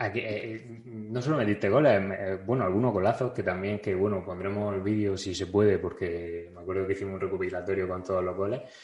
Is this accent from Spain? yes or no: yes; Region of Murcia, Spain; soy de Murcia